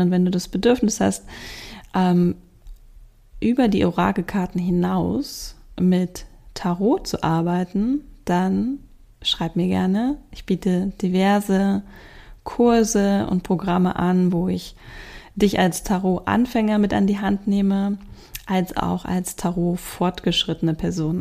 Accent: Hamburg, Germany; bei uns in Hamburg

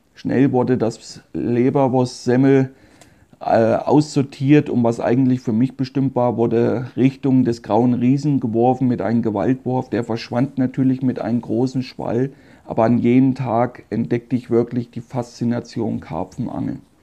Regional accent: Meiningen, Thuringia, Germany; Da wurde ich geboren in Meiningen. Das ist eine kleine Stadt in Südthüringen

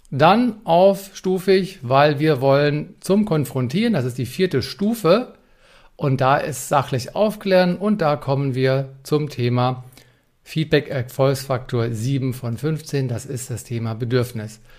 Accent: Frankfurt, Hesse, Germany; accent: Hessian; Und auch Hochdeutsch, weil ich komme zwar aus Frankfurt am Main, aber ich kann noch ein bisschen Hochdeutsch. Aber Hessisch nochmal genannt

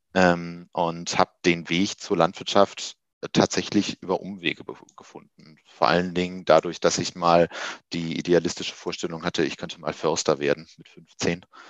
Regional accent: Wuppertal, North Rhine-Westphalia, Germany; moved away as an adult; also born or lived in Düsseldorf / Göttingen; aufgewachsen in Wuppertal, äh, habe dort 20 Jahre lang mein, meines Lebens verbracht

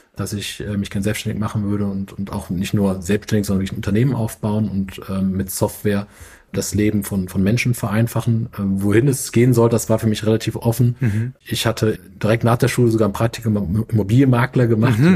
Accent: Mainz, Rhineland-Palatinate, Germany; moved away as an adult; also born or lived in Frankfurt; now in Hamburg, Germany; Ich bin gebürtiger Mainzer äh, habe in Frankfurt studiert an der Goethe-Uni

